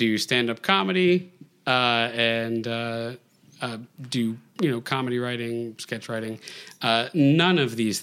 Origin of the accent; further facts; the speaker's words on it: Rockland, New York, United States; moved away as an adult; also born or lived in Western Massachusetts; now in New York City, United States; I'm originally from West Massachusetts, but I lived in Rockland most of my life